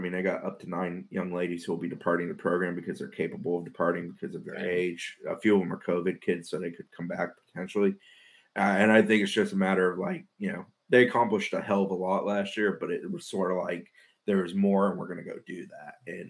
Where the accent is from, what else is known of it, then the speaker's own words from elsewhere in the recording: Jacksonville, Florida, United States; I grew up in Jacksonville